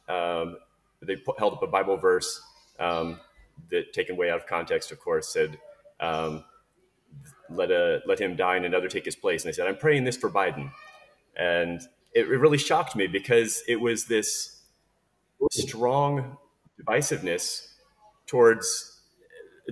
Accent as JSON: {"language": "English", "country": "United States", "moved": "yes", "said": "someone who lives on the other side of the world now, but as an American as well"}